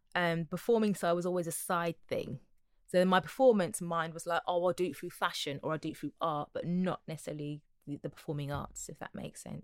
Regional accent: Wolverhampton, West Midlands, United Kingdom; And I'm a girl from Wolverhampton. I was born in Wolverhampton originally.

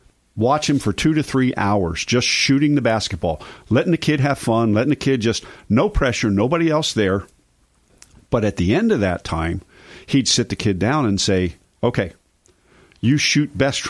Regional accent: East Coast, United States; moved away; I grew up on the East Coast

